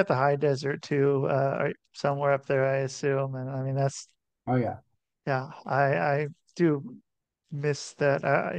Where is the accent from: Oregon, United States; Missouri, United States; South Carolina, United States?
Oregon, United States; Portland; also born or lived in Utah; now in Minnesota, United States; So I'm from Portland, Oregon, pretty much